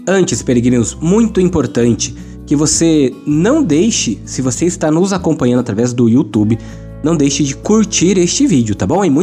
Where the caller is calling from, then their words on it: Patrocínio, Minas Gerais, Brazil; Patrocínio, Minas Gerais.